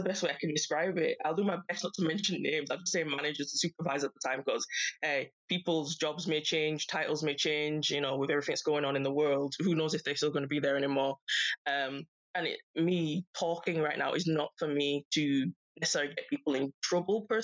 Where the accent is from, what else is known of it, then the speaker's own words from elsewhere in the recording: Yorkshire and the Humber, United Kingdom; I'm from Yorkshire. That's where I was born and raised